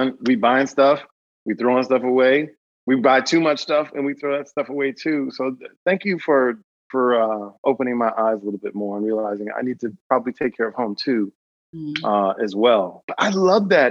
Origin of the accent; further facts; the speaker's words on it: Cleveland, Ohio, United States; we're from Cleveland